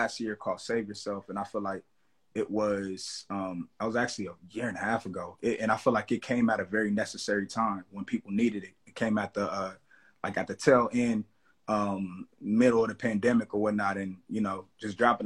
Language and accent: English; Los Angeles, California, United States; I'm from the Crenshaw District, Los Angeles. You know what I'm saying? Born, raised, bred, you know, still here